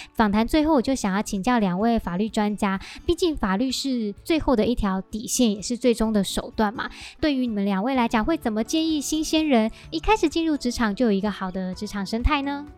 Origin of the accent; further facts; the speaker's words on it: Taiwan; 我们台湾人